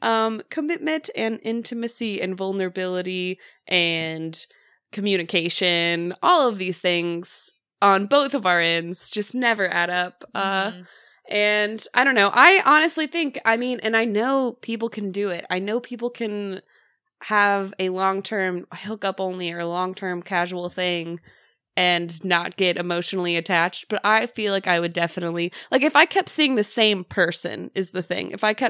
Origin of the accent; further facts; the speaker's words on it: the Bible Belt, United States; because of like just like how I was raised and living in the Bible Belt.